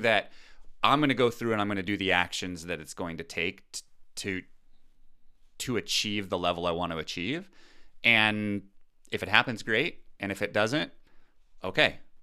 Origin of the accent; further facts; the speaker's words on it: United States; I'm American